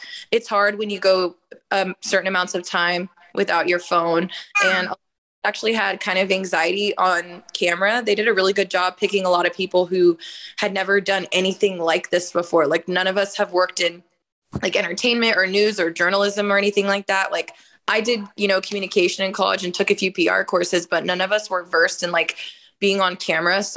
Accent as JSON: {"language": "English", "town": "Oakland", "region": "California", "country": "United States", "tie": "born or raised there", "also_born_or_lived": "Austin, Texas", "moved": "as an adult", "said": "I am from Oakland, California"}